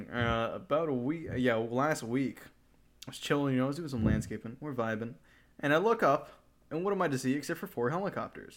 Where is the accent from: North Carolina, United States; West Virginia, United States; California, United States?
California, United States; I'm from the terrible shit place of California in the U.S.